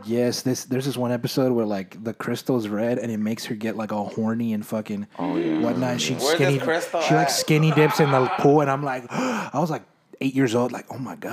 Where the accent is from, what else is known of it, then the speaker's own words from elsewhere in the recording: Mexico; I'm an Aztec nigga. Fuck it. I'm from Mexico.